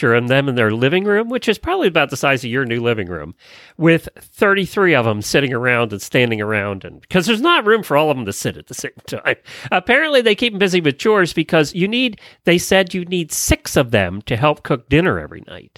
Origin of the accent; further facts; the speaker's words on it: Ocala, Florida, United States; from Ocala, Florida.